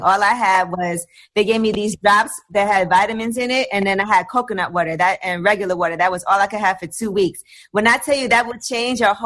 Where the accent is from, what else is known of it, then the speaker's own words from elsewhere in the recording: New York, United States; I'm from New York